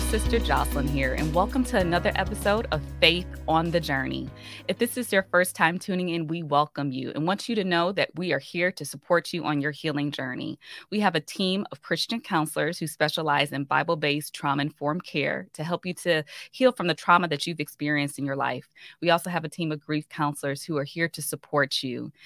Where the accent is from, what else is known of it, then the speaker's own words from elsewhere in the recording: Chicago, Illinois, United States; I'm from the Chicagoland area